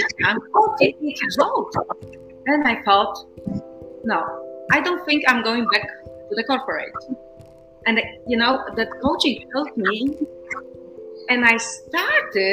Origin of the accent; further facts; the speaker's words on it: Poland; moved away as an adult; also born or lived in Warsaw, Poland / Netherlands / Brazil; I come from Poland